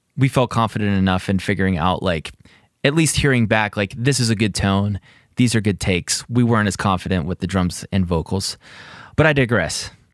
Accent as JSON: {"language": "English", "area": "greater Pittsburgh area", "region": "Pennsylvania", "country": "United States", "tie": "born or raised there", "said": "I'm from Pittsburgh area"}